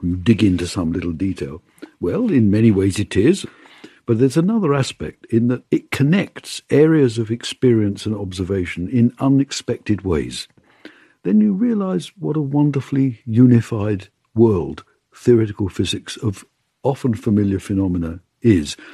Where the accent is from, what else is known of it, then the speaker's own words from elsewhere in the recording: London, United Kingdom; also born or lived in Bournemouth; I was born just outside London